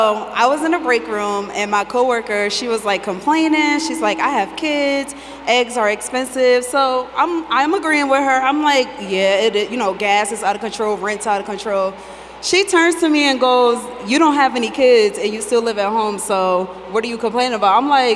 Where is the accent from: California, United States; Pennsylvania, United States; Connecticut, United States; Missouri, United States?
Connecticut, United States; I'm from Connecticut.